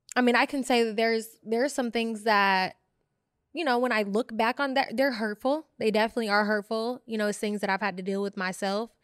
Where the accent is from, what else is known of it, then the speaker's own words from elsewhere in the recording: Bay Area, California, United States; I grew up in the Bay Area